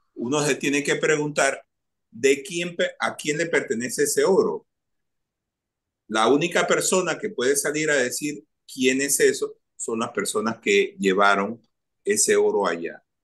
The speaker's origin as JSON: {"language": "Spanish", "country": "Panama", "said": "soy un ciudadano de este país"}